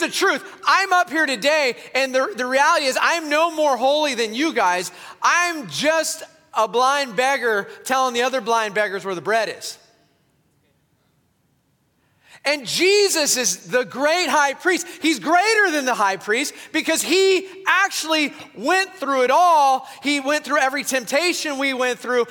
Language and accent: English; Southern California, United States; I come from Southern California, where meat grows in supermarkets